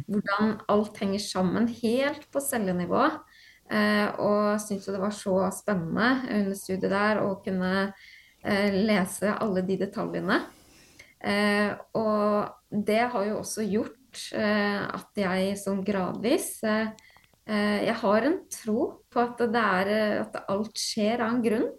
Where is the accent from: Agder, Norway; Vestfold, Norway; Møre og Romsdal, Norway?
Vestfold, Norway; Horten; also born or lived in Stavern; jeg er opprinnelig født og oppvokst i Stavern, uh, mm -hmm. så jeg har bodd der de ti første leveårene mine. og så flytta jeg til Horten uh, når jeg var ti år